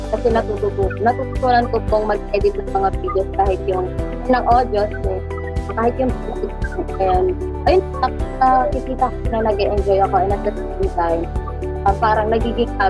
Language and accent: Tagalog; Antipolo, Calabarzon, Philippines; and since naman taga Antipolo po ako, and at the same time, nandun din po kasi yung pinakang course ko.